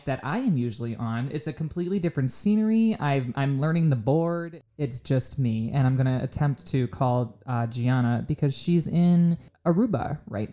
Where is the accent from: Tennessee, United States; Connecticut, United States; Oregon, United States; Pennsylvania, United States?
Pennsylvania, United States; I am from Pennsylvania